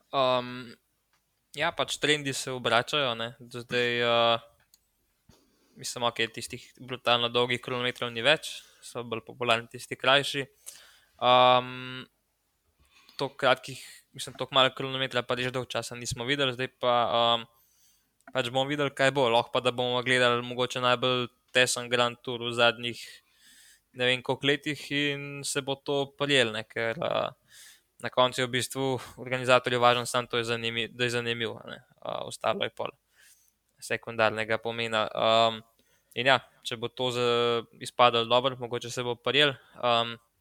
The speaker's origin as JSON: {"language": "Slovenian", "country": "Slovenia", "said": "smo Slovenci"}